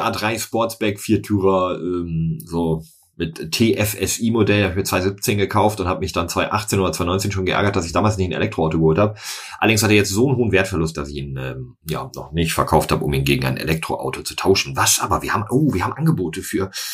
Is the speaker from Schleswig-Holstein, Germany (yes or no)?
no; North Rhine-Westphalia, Germany; rund um mein Heimatdorf